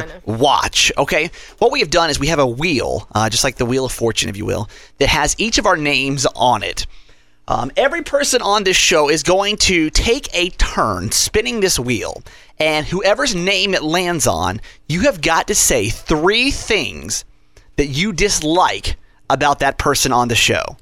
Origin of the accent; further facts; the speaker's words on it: Georgia, United States; also born or lived in Maryland; now in Baltimore, United States; my home state would be Georgia, technically